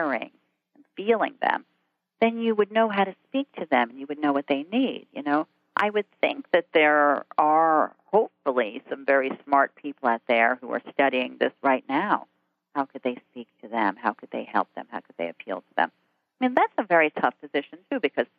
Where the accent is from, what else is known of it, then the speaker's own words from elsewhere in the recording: Jersey Shore, New Jersey, United States; I grew up on the Jersey Shore